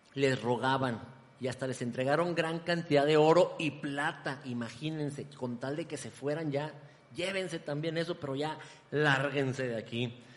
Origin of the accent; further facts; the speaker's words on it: Ciudad Juárez, Chihuahua, Mexico; moved away as an adult; now in Guadalajara, Mexico; de mi ciudad natal, Ciudad Juárez